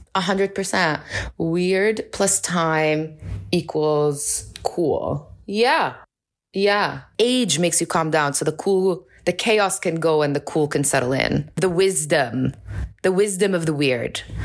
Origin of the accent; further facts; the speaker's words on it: Amman, Amman Governorate, Jordan; moved away as an adult; also born or lived in New York City, United States; now in Amman, Jordan; I was born and raised in Amman. I'm originally Palestinian